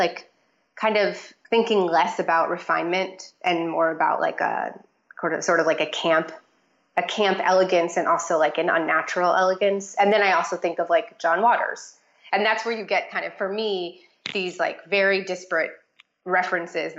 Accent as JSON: {"language": "English", "region": "Florida", "country": "United States", "tie": "born or raised there", "said": "I grew up in Florida"}